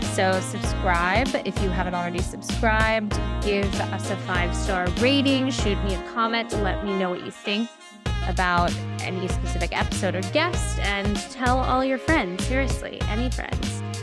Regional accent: New York, United States; as a New Yorker

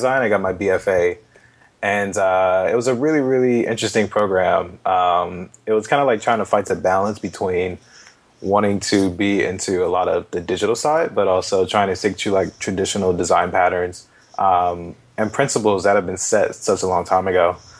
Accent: Atlanta, Georgia, United States; I'm originally from Atlanta. I've been here pretty much my whole life

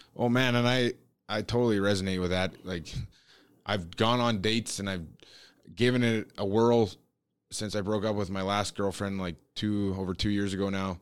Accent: Canada; growing up in Canada

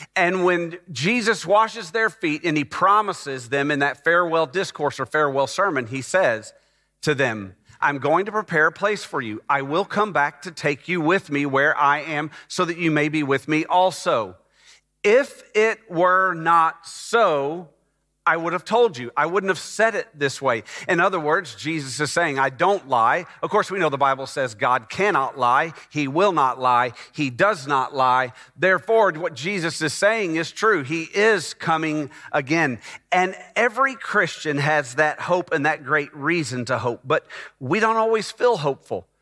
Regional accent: Dallas, Texas, United States; moved away as an adult; also born or lived in North Atlanta, Georgia; now in Texas, United States; my wife and I moved from Dallas, Texas, where I had grown up in the Dallas area.

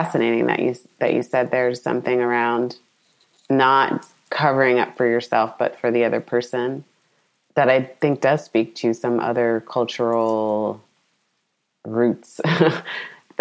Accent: United States; my family and cousins in Ghana, and then me being American

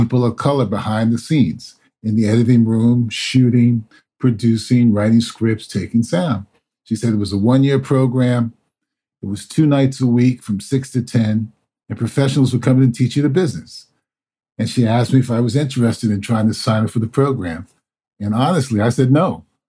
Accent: New York City, New York, United States; Being born and raised in New York City

